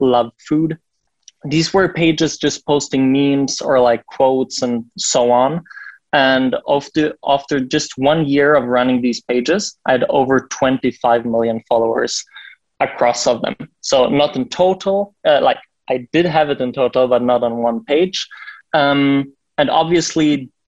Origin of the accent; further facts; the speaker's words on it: Berlin, Germany; I'm from Berlin. This is where I live and where our office is